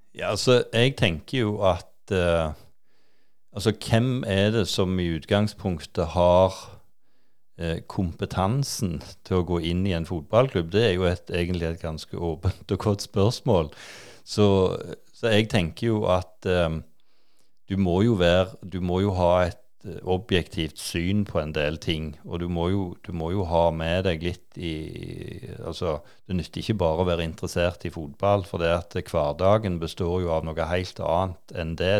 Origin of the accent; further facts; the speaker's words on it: Klepp, Rogaland, Norway; Jeg vokste jo opp på Klepp, da. Så det, jeg har jo bodd på, på Jæren i, i alle år egentlig